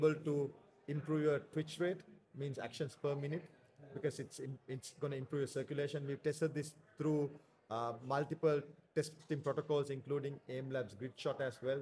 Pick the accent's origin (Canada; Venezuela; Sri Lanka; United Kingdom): Sri Lanka; in Sri Lanka, at least up when I was growing up